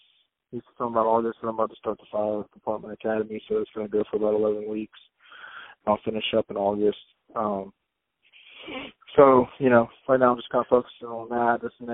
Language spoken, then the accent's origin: English; Biloxi, Mississippi, United States; I'm from Biloxi